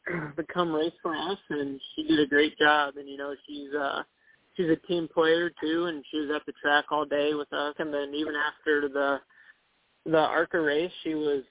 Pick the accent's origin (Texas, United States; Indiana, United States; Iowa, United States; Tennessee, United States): Iowa, United States; Cedar Rapids; moved away; I grew up in Cedar Rapids and was from Cedar Rapids